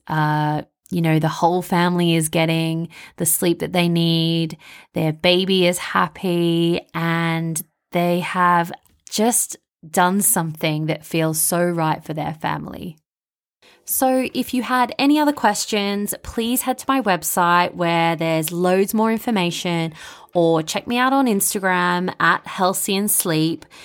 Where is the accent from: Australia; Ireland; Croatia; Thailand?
Australia; Melbourne, Victoria; accent: Bogan; moved away as an adult; now in London, United Kingdom; I'm originally from Melbourne, Australia, which you can probably hear in my Bogan accent.